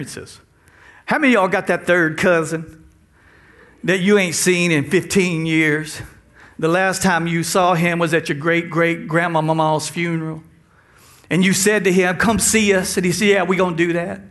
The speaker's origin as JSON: {"language": "English", "region": "Texas", "country": "United States", "moved": "yes", "lives_now": "South Louisiana, United States", "said": "We're from Texas. We've learned the language"}